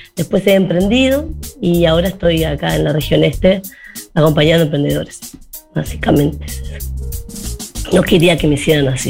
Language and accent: Spanish; Montevideo, Uruguay; now in Rocha, Uruguay; como montevideana que vivo hace 10 años en Rocha